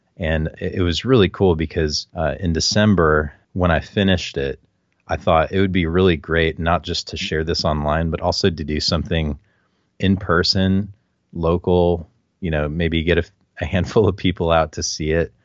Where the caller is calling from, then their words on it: San Antonio, Texas, United States; I'm calling from San Antonio, Texas.